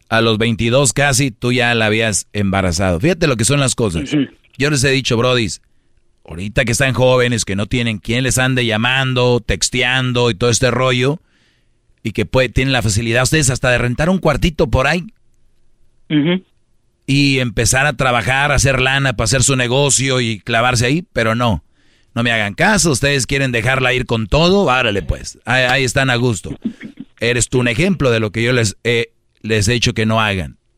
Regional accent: Guanajuato, Mexico; now in Las Vegas, United States; Soy de soy de Guanajuato, saludos, lo escuchamos aquí en Santana

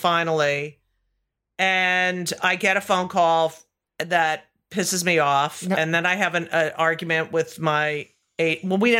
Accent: New Jersey, United States; I'm from New Jersey.

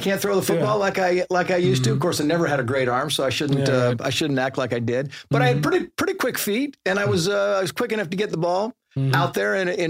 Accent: San Diego, California, United States; also born or lived in Mammoth Lakes, California; I was born in San Diego.

